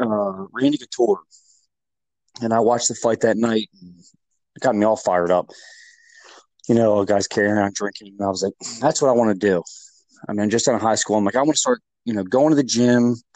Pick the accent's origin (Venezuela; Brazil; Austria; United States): United States; Westminster, Maryland; I grew up in Westminster, Maryland. I moved up here probably when I was six